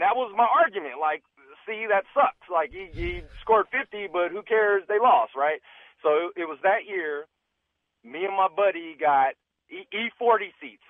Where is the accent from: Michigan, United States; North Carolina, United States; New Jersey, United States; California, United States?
California, United States; Oakland; I'm an Oakland native, born and raised in Oakland, been a Warrior fan my whole life